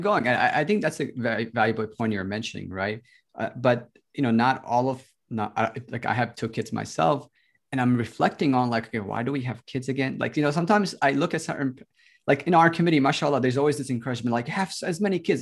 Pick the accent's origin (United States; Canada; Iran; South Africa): United States; I grew up in the States, so I came here when I was ten